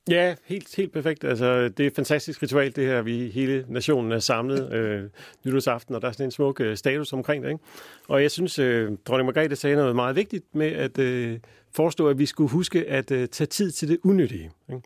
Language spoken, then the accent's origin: Danish; Denmark; som danskere